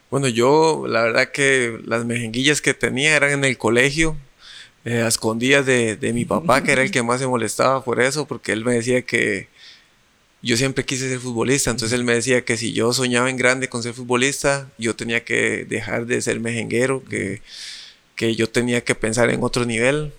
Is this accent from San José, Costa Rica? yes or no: yes; San José, Costa Rica; como yo soy de Parados, de San José